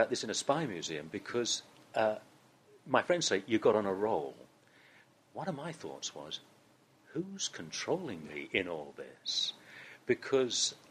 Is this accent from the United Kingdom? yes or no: yes; East Anglia, East of England, United Kingdom; moved away as an adult; I was born and brought up in East Anglia